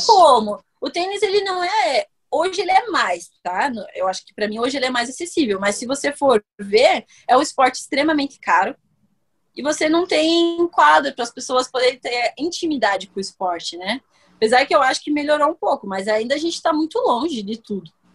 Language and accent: Portuguese; Brazil; Eu, como brasileira